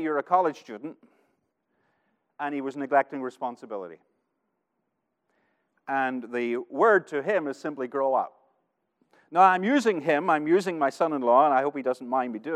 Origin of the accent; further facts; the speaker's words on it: United States; as an American